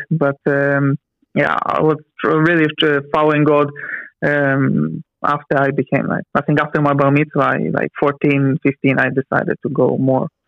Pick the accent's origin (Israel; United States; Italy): Israel; Because my parents they came from Ukraine, right? So um, I was, as you said, um, born and raised in Israel. So, but I was having mixed culture. I had this Russian culture in my house. So I grew up with Russian, but uh, in the same time also with uh, Hebrew to an Israeli society.